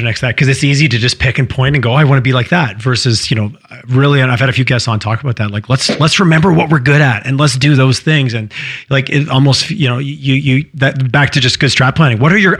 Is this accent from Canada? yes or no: yes; Quebec, Canada; now in Alberta, Canada; I grew up in Quebec, didn't know a clue about Alberta until I moved here.